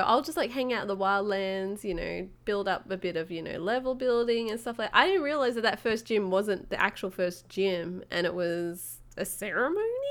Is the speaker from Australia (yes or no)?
yes; Australia; being Australian